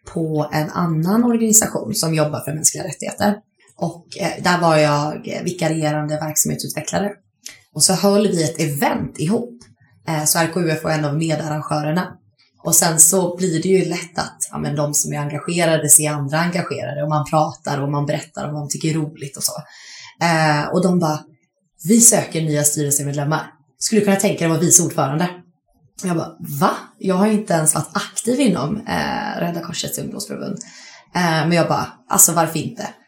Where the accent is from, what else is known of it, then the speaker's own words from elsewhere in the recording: Kalmar, Kalmar County, Sweden; moved away as an adult; also born or lived in Lund; Jag kommer från Kalmar ursprungligen. Eh, men sen flyttade jag till Lund för, vad blir det, 2014 och började plugga.